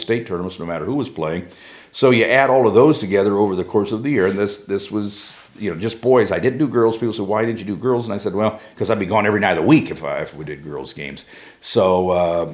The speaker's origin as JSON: {"language": "English", "town": "Delphos", "region": "Ohio", "country": "United States", "tie": "born or raised there", "said": "I was born and raised in Delphus"}